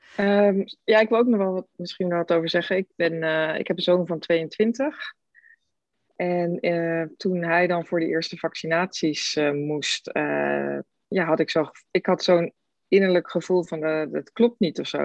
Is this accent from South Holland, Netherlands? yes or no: yes; Rotterdam, South Holland, Netherlands; ik kom uit Rotterdam